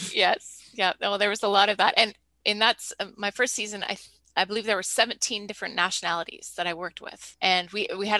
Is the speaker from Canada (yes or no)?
yes; Canada; as a Canadian